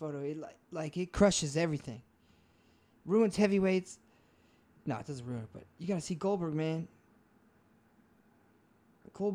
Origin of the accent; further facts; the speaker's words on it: Chicago, Illinois, United States; first language Spanish; English is a second language; Nah, man, I was just like on the streets, bro, in Chicago. That's where I learned most of my English.